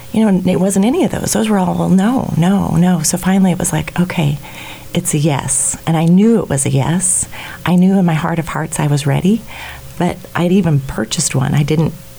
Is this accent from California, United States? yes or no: no; Goodland, Kansas, United States; I was born and raised out in Goodland, so Our Lady of Perpetual Help Church out there in Goodland, so on the Colorado border